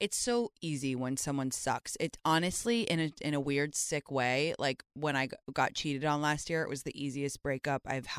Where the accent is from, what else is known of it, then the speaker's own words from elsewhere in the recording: London, United Kingdom; moved away as an adult; I went to North London Collegiate